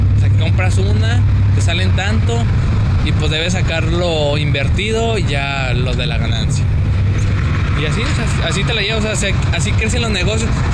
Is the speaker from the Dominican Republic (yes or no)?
no; Mexico; somos mexicanos